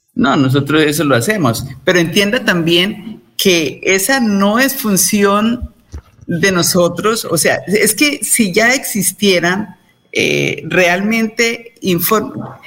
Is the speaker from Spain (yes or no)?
no; Colombia; como colombianos